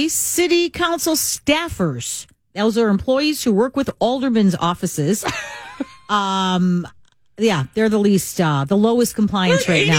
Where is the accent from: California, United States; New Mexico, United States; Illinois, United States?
Illinois, United States; Chicago; growing up in Chicago